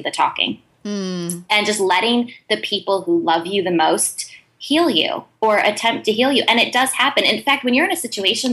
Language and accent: English; Ohio, United States; I'm from Ohio.